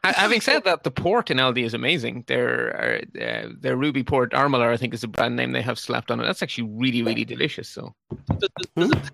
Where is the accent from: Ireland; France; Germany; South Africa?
Ireland; I'm Irish